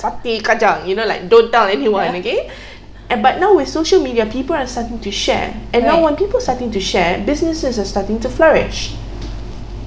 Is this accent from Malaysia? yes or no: yes; Malaysia; being Malaysian